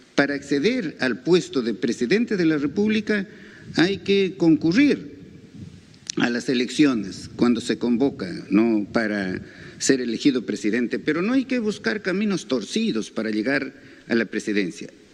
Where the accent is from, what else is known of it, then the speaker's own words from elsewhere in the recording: Peru; somos todos los peruanos